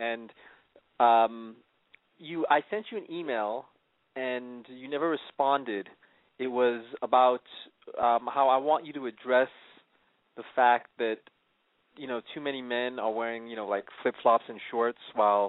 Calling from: Beverly Hills, California, United States; 34, calling from Beverly Hills.

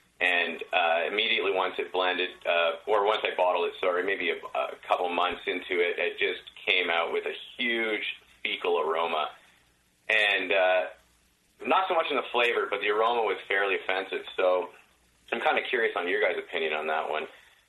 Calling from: British Columbia, Canada; I'm in Canada. I'm in British Columbia.

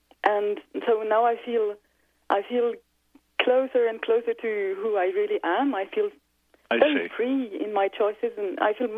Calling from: Switzerland; So I'm calling also from Europe, from Switzerland.

